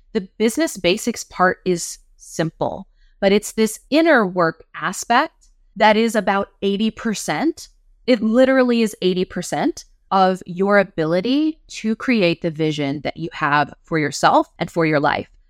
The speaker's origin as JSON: {"language": "English", "region": "West Virginia", "country": "United States", "tie": "born or raised there", "said": "I'm from West Virginia."}